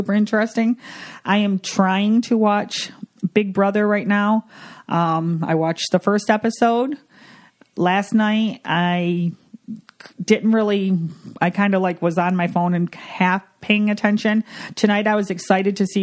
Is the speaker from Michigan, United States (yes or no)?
yes; Michigan, United States; we're from Michigan